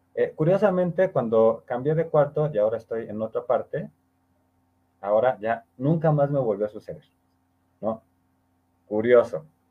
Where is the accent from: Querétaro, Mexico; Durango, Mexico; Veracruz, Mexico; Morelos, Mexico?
Veracruz, Mexico; Orizaba; mi tierra, Orizaba